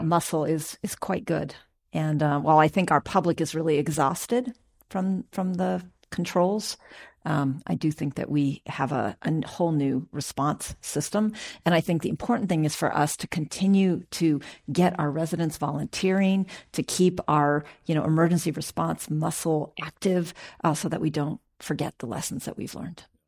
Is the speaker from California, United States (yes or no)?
yes; Oakland, California, United States; I'm born and raised in Oakland. I graduated from Skyline High School